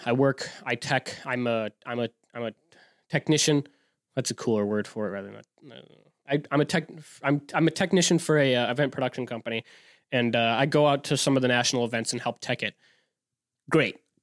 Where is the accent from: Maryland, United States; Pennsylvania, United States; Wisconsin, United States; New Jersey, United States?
Wisconsin, United States; we're from Wisconsin.